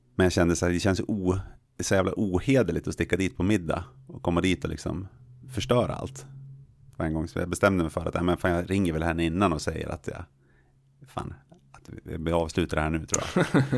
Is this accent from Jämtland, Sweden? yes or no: yes; Jämtland, Sweden; jag är från Jämtland